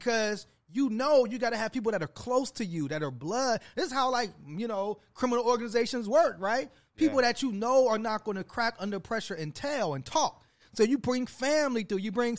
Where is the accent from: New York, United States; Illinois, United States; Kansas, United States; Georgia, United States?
Illinois, United States; Chicago; I'm from Chicago.